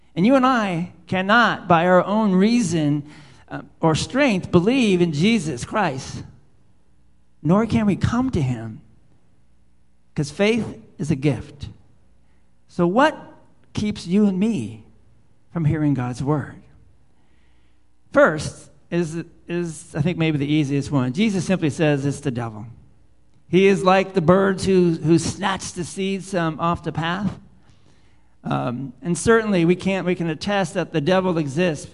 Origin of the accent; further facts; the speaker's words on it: South San Francisco, California, United States; I'm a boy from South San Francisco growing up in the concrete.